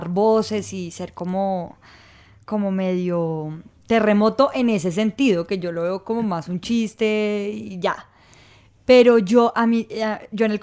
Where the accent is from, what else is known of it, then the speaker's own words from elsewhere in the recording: Ibagué, Tolima, Colombia; born there; pues yo nací en Ibagué y mi otro hermano pequeño sí nace en Bogotá.